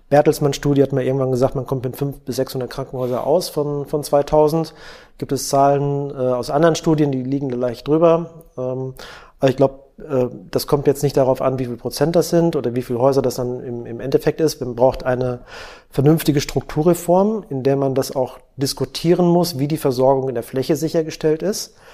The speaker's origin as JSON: {"language": "German", "region": "Schleswig-Holstein", "country": "Germany", "said": "Ich bin auch Schleswig-Holsteiner."}